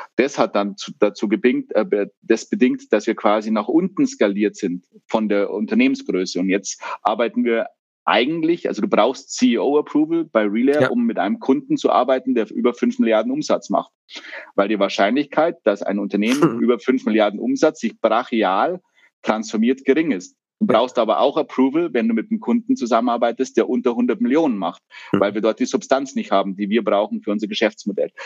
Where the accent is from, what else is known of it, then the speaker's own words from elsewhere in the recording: Germany; wir als Deutsche